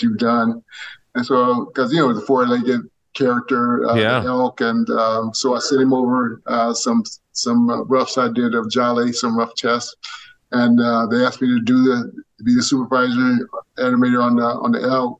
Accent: Southern California, United States; we're from Southern California

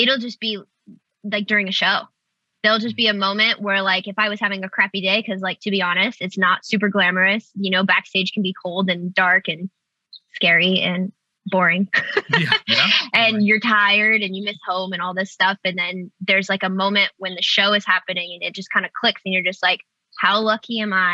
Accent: Nebraska, United States; moved away as an adult; now in Los Angeles, United States; I grew up in Nebraska. I've only lived in LA for 6 years.

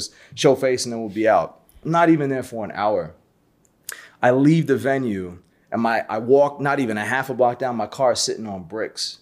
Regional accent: New York City, New York, United States; I'm born and raised in Brooklyn, so I'm a native New Yorker.

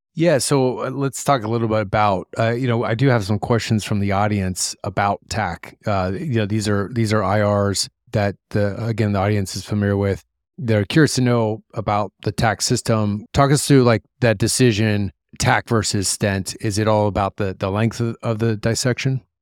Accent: Columbus, Ohio, United States; moved away; I'm from Columbus

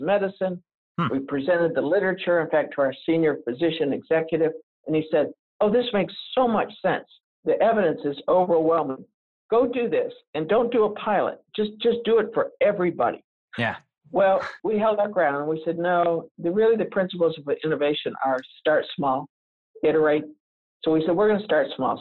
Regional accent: the South, United States; accent: Southern; I'm from the South, so I have some Southern phrases, one of which is we're fixing

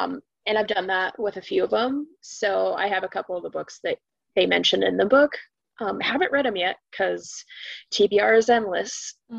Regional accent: Arizona, United States; now in St. Louis, United States; Also born and raised in Arizona. So we're both from Arizona.

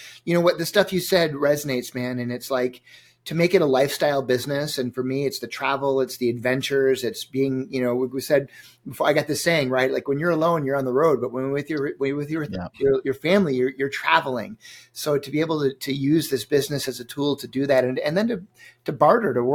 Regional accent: Minneapolis, Minnesota, United States; my hometown here where I live in Minneapolis

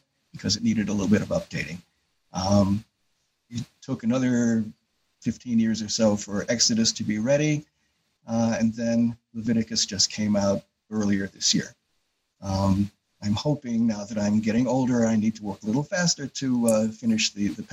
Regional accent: Yonkers, New York, United States; moved away as an adult; now in Rochester, United States; I grew up in Yonkers, New York, so just north of New York City

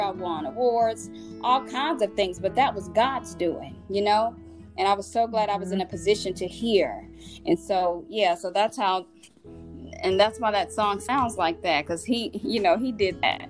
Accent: Mississippi, United States; I'm from Mississippi

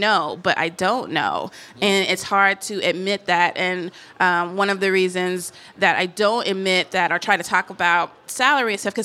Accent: Tennessee, United States; moved away as an adult; also born or lived in New Orleans, Louisiana; I'm from Tennessee, then I was living in New Orleans and Louisiana.

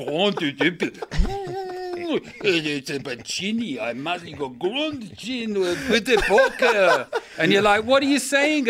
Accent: Stoke, West Midlands, United Kingdom; I'm from Stoke.

